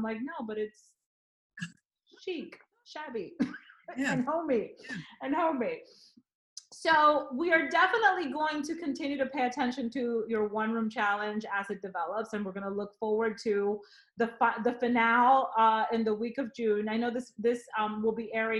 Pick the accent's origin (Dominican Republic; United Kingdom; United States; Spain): Dominican Republic; moved away; I grew up in the Dominican Republic, where on an island, you have a lot of wooden